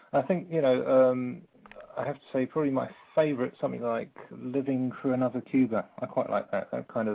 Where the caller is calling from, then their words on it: London, United Kingdom; I'm calling from London.